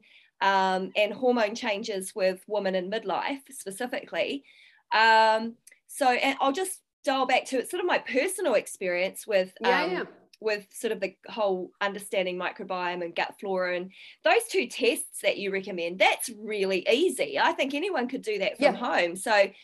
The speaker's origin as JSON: {"language": "English", "country": "New Zealand", "tie": "born or raised there", "said": "I grew up in New Zealand, dairy products, you know, were absolutely normal in our diet"}